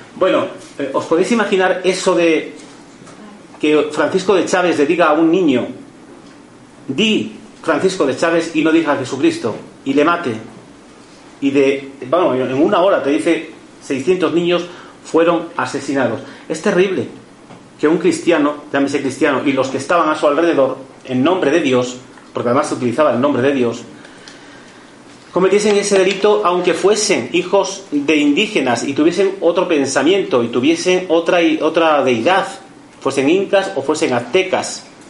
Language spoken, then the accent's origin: Spanish; Mérida, Extremadura, Spain; yo que soy extremeño también, de Mérida